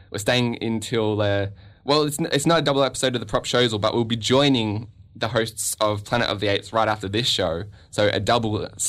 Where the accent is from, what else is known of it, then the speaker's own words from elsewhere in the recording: Canada; I am a Canadian citizen